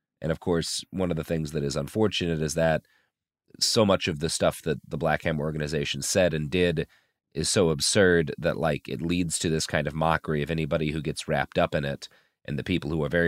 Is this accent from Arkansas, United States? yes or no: no; Texas, United States; With, I have to admit it as a Texan, the best barbecue in the South.